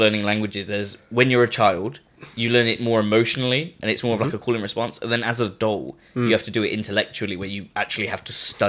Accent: England, United Kingdom; The one that's set in a British village?

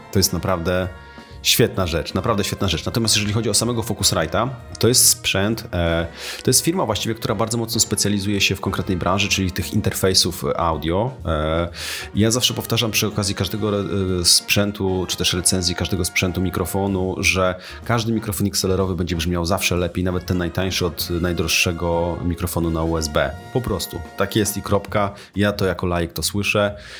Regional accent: Tricity, Pomeranian Voivodeship, Poland; jestem z Trójmiasta, teraz właściwie z okolic Trójmiasta

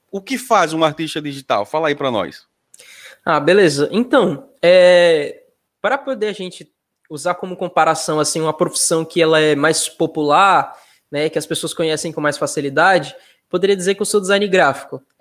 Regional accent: Nossa Senhora do Socorro, Sergipe, Brazil; now in Estância, Brazil; mas eu sou eu sou nascido em Nossa Senhora do Socorro. Foi lá minha infância, mas hoje eu sou de Estância.

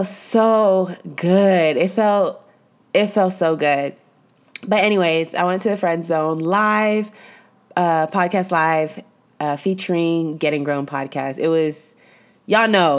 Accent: Mission, Texas, United States; I'm from Mission, Texas, and we don't use any of those terms

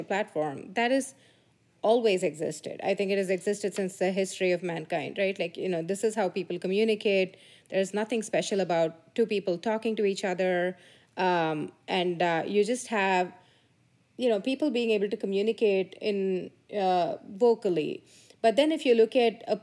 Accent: India; moved away; I grew up in India in a small town, very sleepy little town

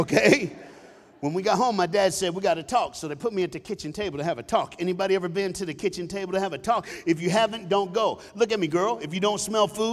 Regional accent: Knoxville, Tennessee, United States; I was born and raised in Knoxville, Tennessee

